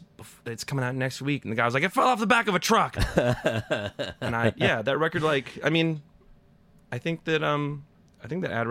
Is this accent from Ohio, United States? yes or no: no; East Meadow, New York, United States; I'm from Long Island.